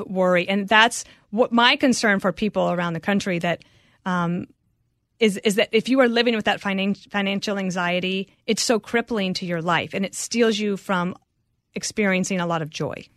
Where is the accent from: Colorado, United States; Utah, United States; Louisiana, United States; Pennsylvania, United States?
Colorado, United States; Denver; also born or lived in Wyoming; So my parents moved there, but that was really like moving to the big city. I was two years old, but then I was at that elementary school till I think I was eleven.